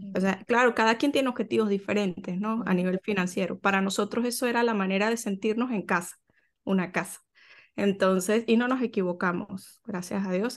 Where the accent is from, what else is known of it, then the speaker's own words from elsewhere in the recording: Venezuela; moved away as an adult; yo soy venezolana